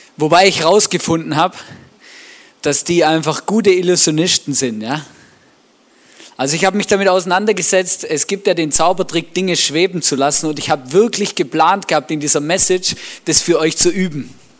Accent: Swabia, Baden-Württemberg, Germany; moved away; Ich bin ja im Schwabenland aufgewachsen

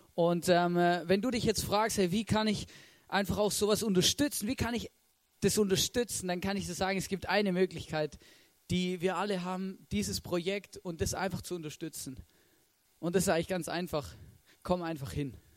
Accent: Swabia, Germany; ich bin ein Schwabe

